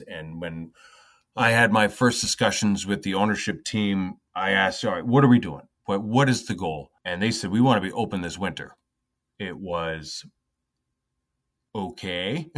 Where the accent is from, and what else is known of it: Northeast Pennsylvania, United States; born or raised there; moved away; also born or lived in New York